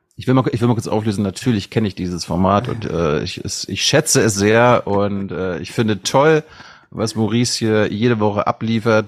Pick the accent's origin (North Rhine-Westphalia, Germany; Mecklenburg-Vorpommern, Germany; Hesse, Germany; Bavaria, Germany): Mecklenburg-Vorpommern, Germany; als Mecklenburger sage ich mir, wir haben da eh kaum Internet oben